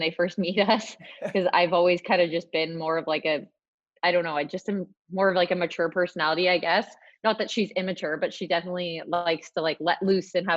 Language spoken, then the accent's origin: English; Brockville, Ontario, Canada; moved away; I was from Brockville. So it's like an hour drive from Ottawa